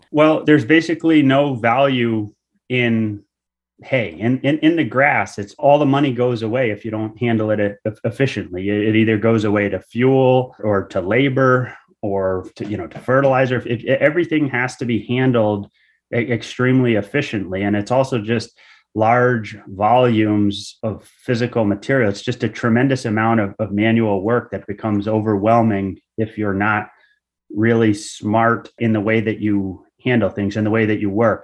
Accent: Groton, Connecticut, United States; I grew up in Noe, p-, which is a part of Groton

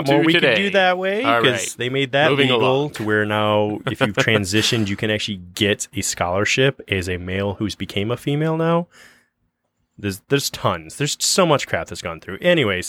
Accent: Pontiac, Michigan, United States; born there; No, I was born in Pontiac.

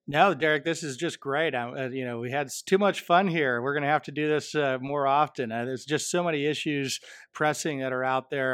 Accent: Michigan, United States; my home state of Michigan

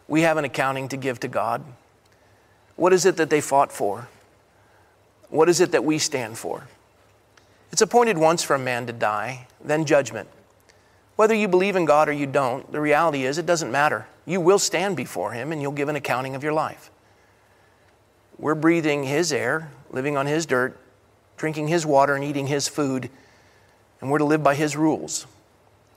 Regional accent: Coronado, California, United States; growing up in Coronado, California

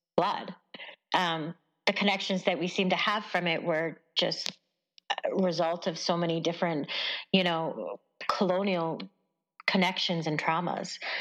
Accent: Stony Plain, Alberta, Canada; i grew up in around uh, just west of edmonton

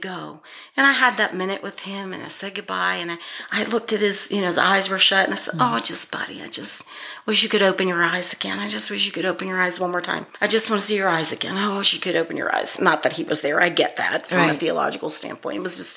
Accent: Youngstown, Ohio, United States; moved away; my hometown, Youngstown, Ohio

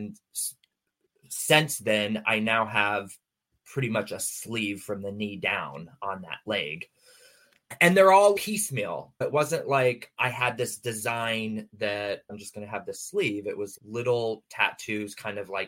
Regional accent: San Diego, California, United States; moved away as an adult; also born or lived in Morrison, Colorado; now in Pennsylvania, United States; So I'm born and raised in San Diego. For the most part, I did move from San Diego to Morrison, Colorado

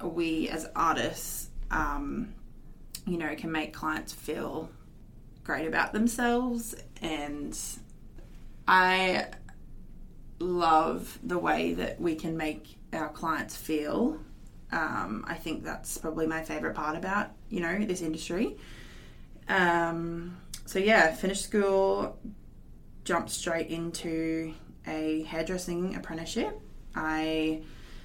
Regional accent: Mackay, Queensland, Australia; I was born in Mackay, lived here my whole life

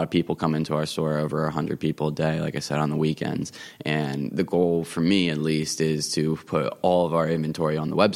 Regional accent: Harbourton, New Jersey, United States; also born or lived in Lawrenceville, New Jersey; I grew up actually right in Harborton, so I'm like right up the hill. I used to bike up down here in Lambertville all the time when I was growing up

